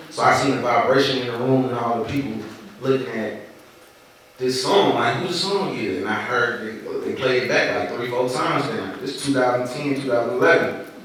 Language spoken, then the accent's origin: English; Atlanta, Georgia, United States; born there; I was born in Georgia Baptist.